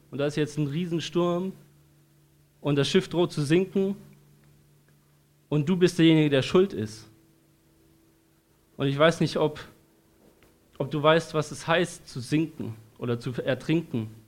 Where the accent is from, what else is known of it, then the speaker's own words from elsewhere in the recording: Darmstadt, Hesse, Germany; born there; Ich bin in Darmstadt geboren, in Hessen. Ähm, schönes Land.